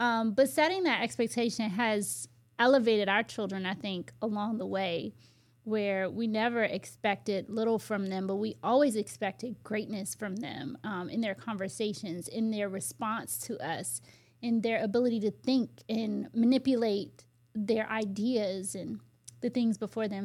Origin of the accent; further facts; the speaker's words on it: United States; also born or lived in Virginia; I grew up in the Washington, D C, Maryland area